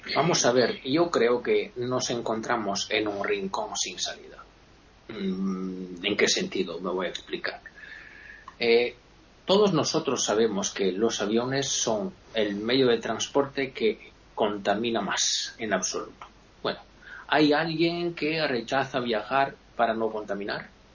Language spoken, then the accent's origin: Spanish; Italy; Yo me considero un italiano medio, medio bajo